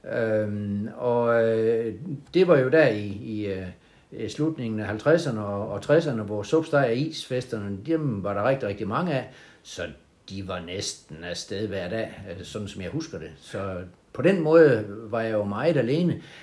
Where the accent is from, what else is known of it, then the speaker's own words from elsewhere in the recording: Hovborg, Southern Denmark, Denmark; now in Haderslev, Denmark; jeg hedder nok Vestjyde, kommer, øh, fra en lille by, der hedder Houborg imellem Holsted og Grindsted